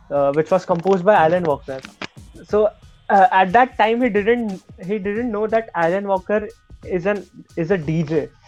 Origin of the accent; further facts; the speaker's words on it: Nigeria; So, if you consider me, I'm from Nigeria, then I'm much more